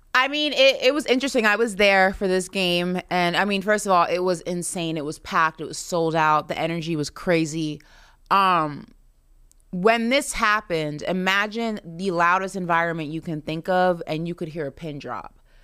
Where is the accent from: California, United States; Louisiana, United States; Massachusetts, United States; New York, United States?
New York, United States; growing up in New York